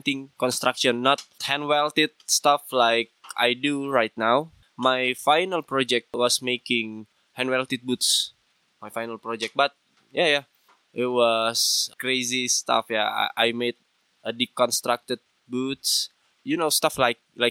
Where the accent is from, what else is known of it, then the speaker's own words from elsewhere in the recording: Java, Indonesia; now in Bandung, Indonesia; my blood was not Sundanese or Bandung. I'm from Java